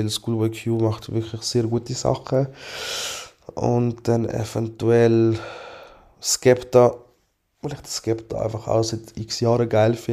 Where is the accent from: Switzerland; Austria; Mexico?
Switzerland; Aargau; ich lege oft weiße Socken an, weil ich finde, halt als Aargauer ist das halt wichtig.